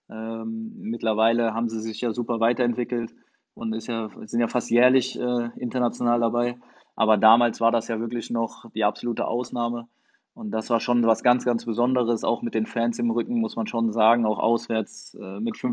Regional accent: Frankfurt, Hesse, Germany; Ähm, ja, also natürlich an meine Zeit in Frankfurt. Ähm, ich meine, ich komme von da, äh, bin dort groß geworden in der Jugend, äh, alle Jugendmannschaften durchlaufen.

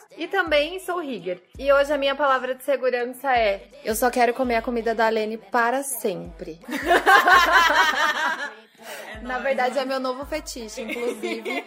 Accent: São Paulo, Brazil; eu sou de São Paulo

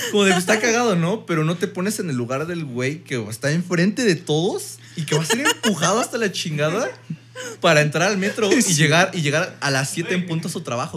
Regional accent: Mexico

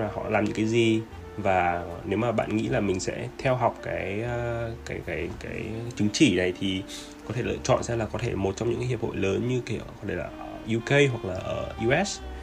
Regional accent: Vietnam

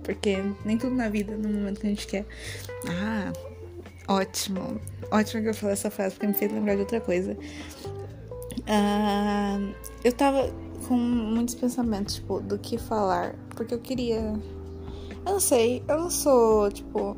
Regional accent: São Paulo, Brazil; eu sou paulista

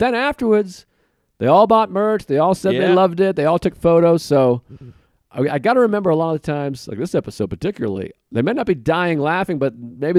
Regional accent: Boston, Massachusetts, United States; We're both from Boston. We're both white guys.

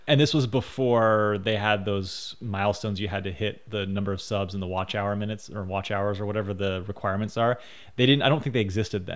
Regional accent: United States; me being an American citizen

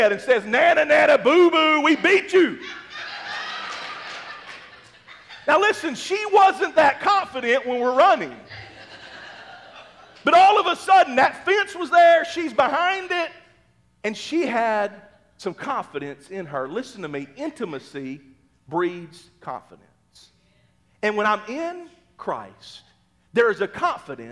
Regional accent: Mississippi, United States; now in Oklahoma, United States; I grew up in Mississippi

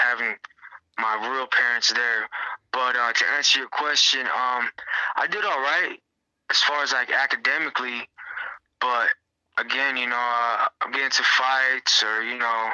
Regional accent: Long Beach, California, United States; I was born in Long Beach, California, in the year of 1994

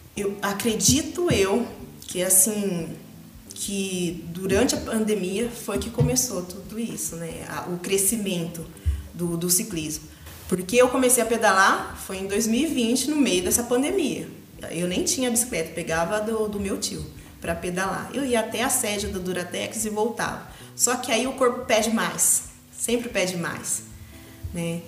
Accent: Macatuba, São Paulo, Brazil; also born or lived in Agudos; Eu vivia entre Agudos e Macatuba, eu nasci em Macatuba. E eu morei até minha adolescência com meus avós.

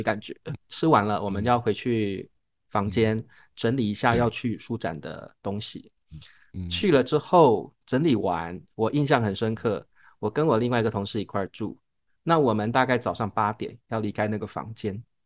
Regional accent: Taiwan; 我们是台湾来的

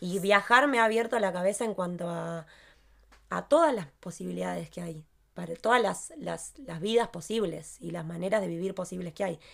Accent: Argentina; moved away; somos los tres de Argentina

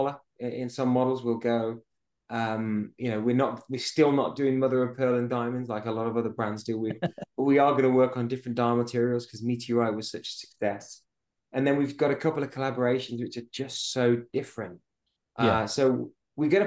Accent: United Kingdom; moved away; go back to the UK and, you know, go to see the family

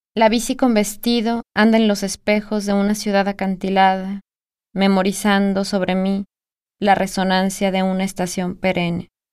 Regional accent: Guadalajara, Jalisco, Mexico; Nací en Guadalajara, Jalisco, en 1982.

